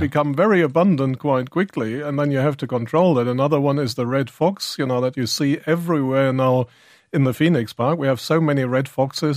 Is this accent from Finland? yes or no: no; Germany; accent: German; now in Ireland; I'm actually German, and in Germany we've been living with wolves